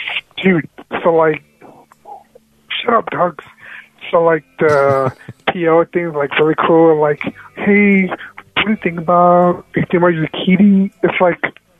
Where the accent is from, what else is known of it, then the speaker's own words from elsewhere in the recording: Mexico; I'm from Mexico.